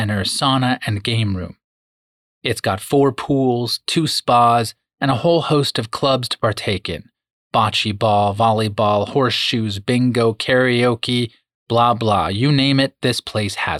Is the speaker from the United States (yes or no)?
yes; United States; As Americans